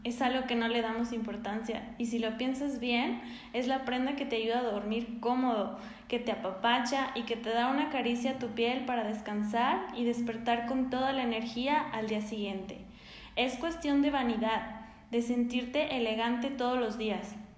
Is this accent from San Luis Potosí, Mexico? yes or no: yes; San Luis Potosí, Mexico; soy potosina